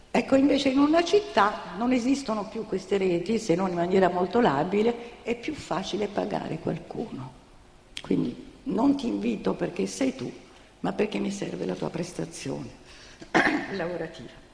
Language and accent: Italian; Naples, Campania, Italy; also born or lived in New York; io sono napoletana di origine